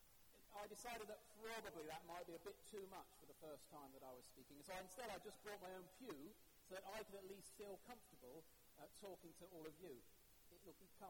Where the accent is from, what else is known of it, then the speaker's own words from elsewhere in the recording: England, United Kingdom; being English